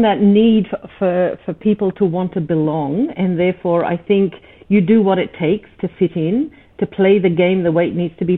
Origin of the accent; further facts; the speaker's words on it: Australia; also born or lived in East Africa; I'm from East Africa. I was Persian heritage, grown up in Australia, mind you, so at least having the language skills.